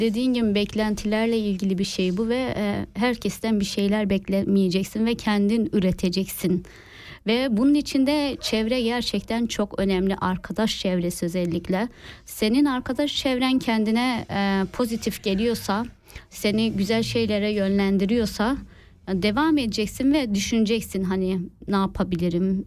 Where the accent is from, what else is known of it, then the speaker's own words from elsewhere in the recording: Kahramanmaraş, Turkey; now in Switzerland; Maraşlıyım. Maraş e, Çağlayancı Elite, Elite kasabasında dünyaya geldim.